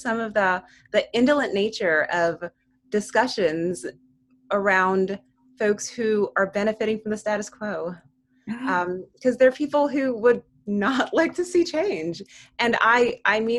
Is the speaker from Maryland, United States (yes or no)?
yes; Baltimore, Maryland, United States; I grew up in Baltimore